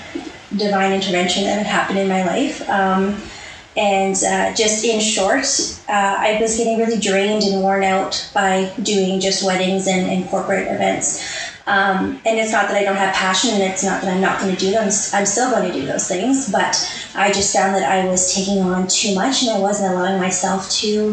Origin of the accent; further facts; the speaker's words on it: Edmonton, Alberta, Canada; I'm from Edmonton, Alberta, born and raised, Northside girl my whole life.